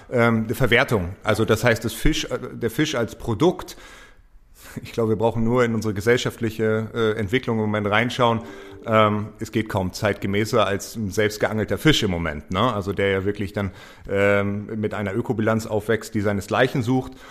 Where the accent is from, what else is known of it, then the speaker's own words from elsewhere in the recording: Hamburg, Germany; Als Hamburger Jung ist es für mich natürlich immer, immer spannend und kriege große Ohren, wenn, wenn es um Hamburg geht.